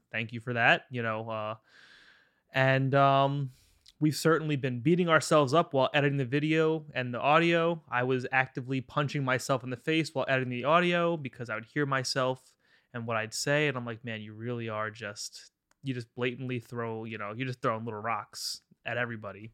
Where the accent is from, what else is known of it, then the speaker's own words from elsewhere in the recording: Long Island, New York, United States; I'm from Long Island